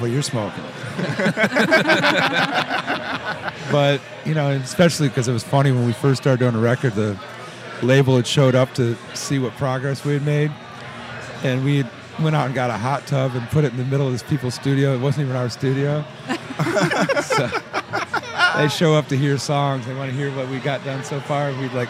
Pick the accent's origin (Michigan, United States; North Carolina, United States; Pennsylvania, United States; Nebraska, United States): Michigan, United States; Detroit; born and raised on Woodward Avenue